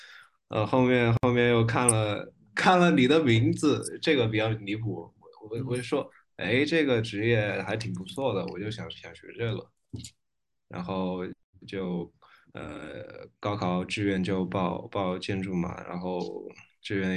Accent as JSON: {"language": "Chinese", "town": "Leshan", "region": "Sichuan", "country": "China", "said": "我是我是乐山人。"}